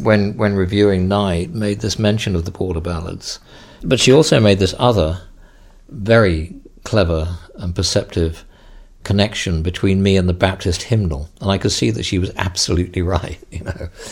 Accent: England, United Kingdom; I'm, I'm English, and I was brought up in a Christian tradition

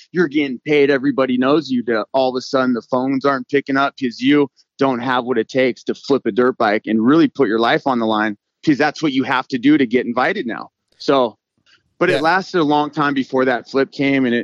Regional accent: Moorpark, California, United States; I grew up in Moorpark, Park, California. My dad was in Vietnam.

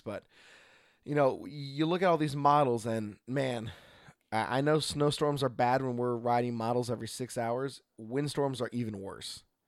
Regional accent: Oregon, United States; from Oregon

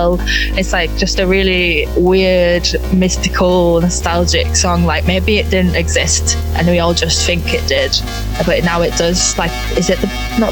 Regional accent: Bradford, Yorkshire and the Humber, United Kingdom; moved away as an adult; also born or lived in Huddersfield / Leeds; now in Bristol, United Kingdom; I'm from Bradford, which is next to Leeds.

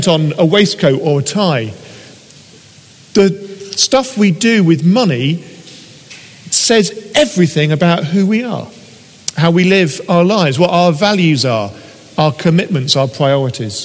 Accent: United Kingdom; things that we do as British people

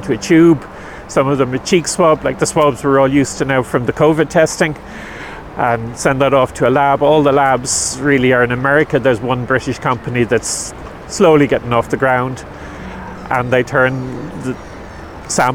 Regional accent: Dublin, Leinster, Ireland; moved away as an adult; now in Killaloe, Ireland; I was born in Dublin, and I escaped from the big smoke about 20 years ago

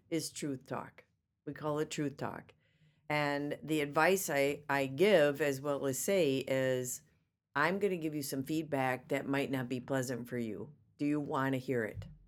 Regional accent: Racine, Wisconsin, United States; I was born and raised in Racine, Wisconsin.

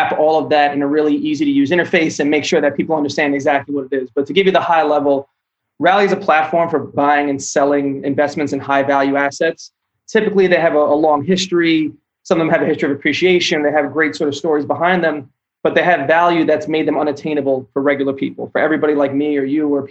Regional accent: New York City, New York, United States; also born or lived in Philadelphia; I grew up in Brooklyn

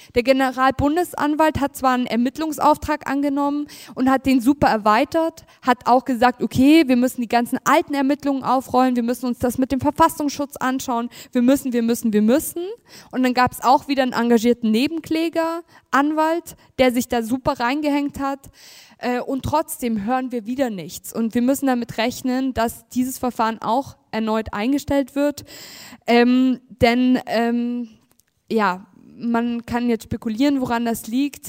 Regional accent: Munich, Bavaria, Germany; ich bin ja aus München

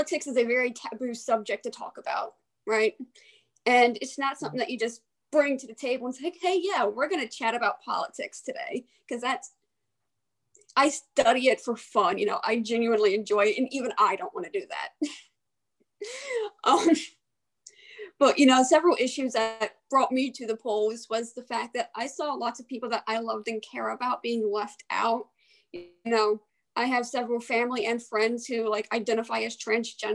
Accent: Aberdeen, Maryland, United States; moved away as an adult; also born or lived in Havre de Grace, Maryland; now in Frostburg, United States; I am originally from the Aberdeen Havre Grace area. I lived in both cities most of my childhood.

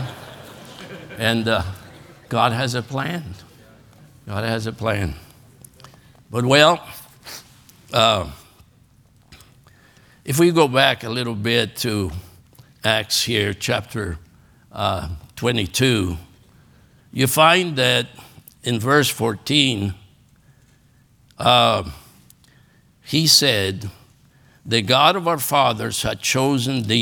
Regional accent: Argentina; English is a second language; moved away as an adult; also born or lived in Los Angeles, California; now in United States; Growing up in Argentina

